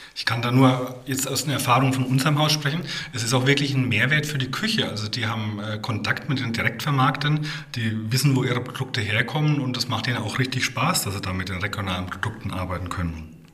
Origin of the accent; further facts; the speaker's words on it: Rhön, Bavaria, Germany; gebürtiger Rhöner